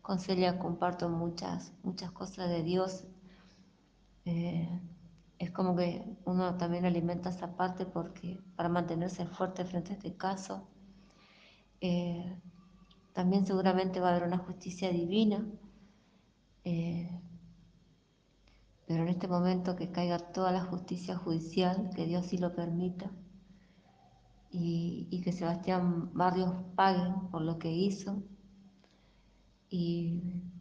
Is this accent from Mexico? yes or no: no; Villa Ángela, Chaco, Argentina; soy, soy de Villángela, Chaco